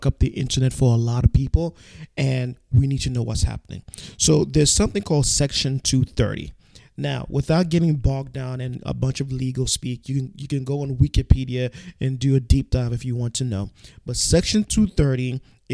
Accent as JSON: {"language": "English", "town": "New York City", "region": "New York", "country": "United States", "tie": "born or raised there", "said": "I'm a New Yorker native through and through."}